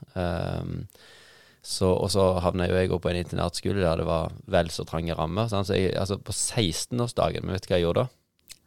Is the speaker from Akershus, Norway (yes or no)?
no; Luster, Vestland, Norway; i Luster, der vi kommer fra